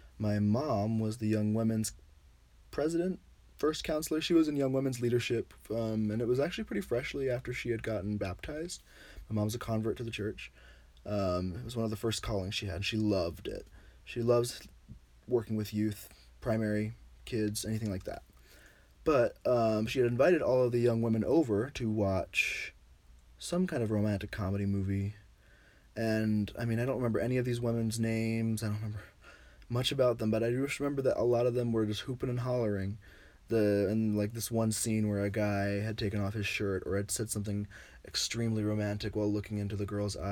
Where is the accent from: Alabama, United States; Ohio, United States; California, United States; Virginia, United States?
Virginia, United States; moved away; I was from Virginia